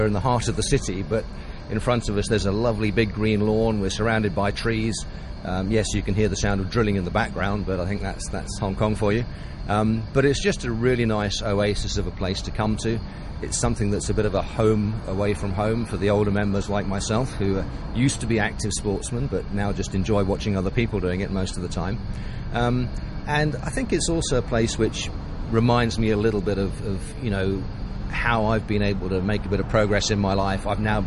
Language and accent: English; a village near Cambridge, East of England, United Kingdom; also born or lived in Croydon, London / Guernsey; after two or three years there, we moved back to the mainland, to a very small village just 10 miles outside Cambridge